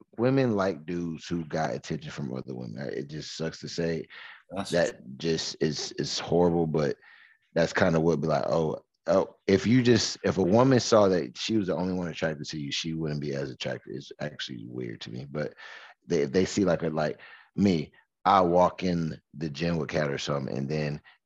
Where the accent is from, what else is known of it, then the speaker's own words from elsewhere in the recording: Michigan, United States; how I was raised in Michigan